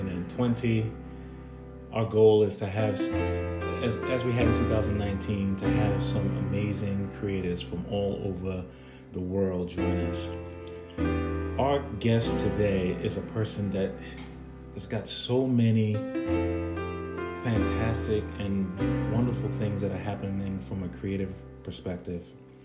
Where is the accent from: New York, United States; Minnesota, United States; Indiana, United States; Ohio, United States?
New York, United States; New York City; also born or lived in Brooklyn; now in Atlanta, United States; she's from my hometown of New York.